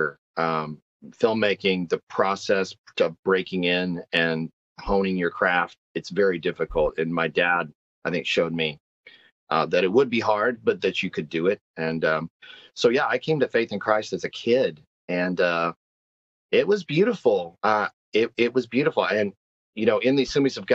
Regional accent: Texas, United States; now in Nashville, United States; I'm born in the South, born, raised in the South. I'm a Texan.

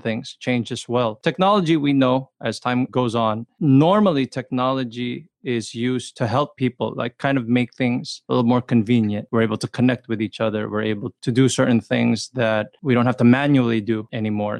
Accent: Los Angeles, California, United States; I grew up in the LA area

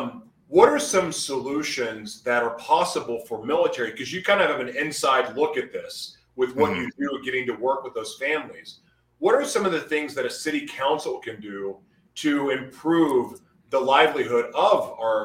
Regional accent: United States; I'm so blessed to live in America. I love being American.

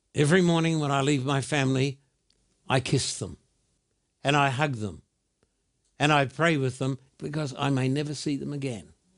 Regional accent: Brisbane, Queensland, Australia; When I was a boy growing up in Brisbane, Australia

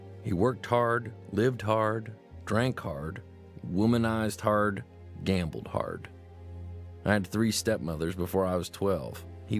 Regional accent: New Hampshire, United States; As a school kid growing up in New Hampshire, I studied hard and actually got straight A's.

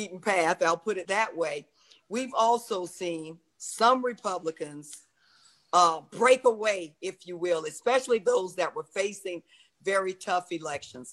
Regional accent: Florida, United States; I'm from Florida.

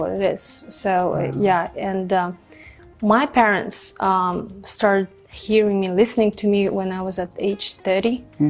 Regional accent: Kazakhstan; first language Kazakh; English is a second language; moved away as an adult; also born or lived in United Kingdom / Dallas, Texas; this country is called Kazakhstan. Mm-hmm. I was raised in the family with four siblings, and I was the eldest one.

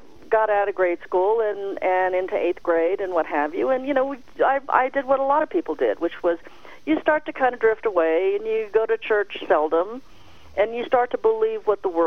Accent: the Bay Area, California, United States; moved away as an adult; also born or lived in Los Angeles; I moved from the Bay Area to Los Angeles when I was 18

